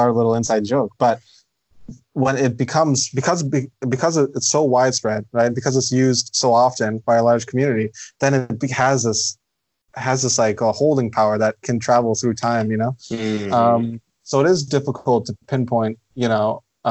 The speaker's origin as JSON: {"language": "English", "town": "Ottawa", "region": "Ontario", "country": "Canada", "tie": "born or raised there", "said": "I'm born and raised in Ottawa, Canada."}